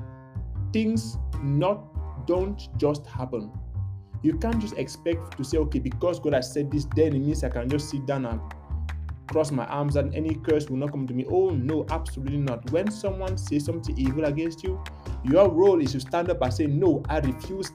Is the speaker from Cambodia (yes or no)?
no; Cameroon; now in Canada; my home country, Cameroon, in Africa